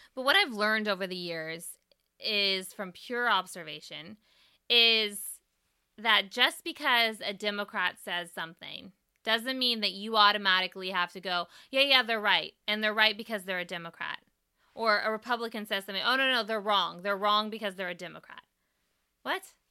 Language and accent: English; East Bay, California, United States; right over the Bay Bridge from where I grew up